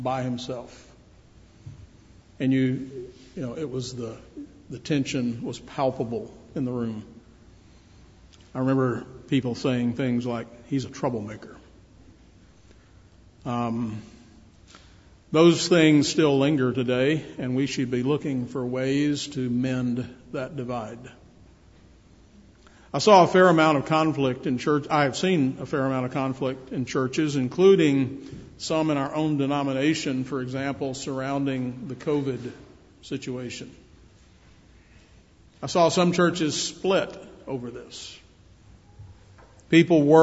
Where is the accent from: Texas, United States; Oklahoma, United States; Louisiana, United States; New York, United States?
Louisiana, United States; Shreveport; When I grew up in Shreveport, Louisiana